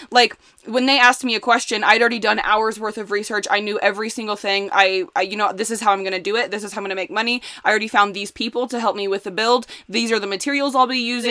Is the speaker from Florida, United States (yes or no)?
no; Indiana, United States; moved away as an adult; also born or lived in Chicago; I grew up in Indiana